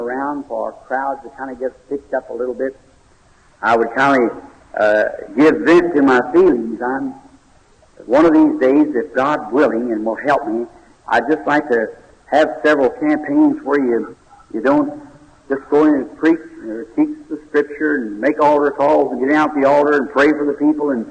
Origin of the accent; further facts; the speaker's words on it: Kentucky, United States; here in Louisville, Kentucky, because this is my home state.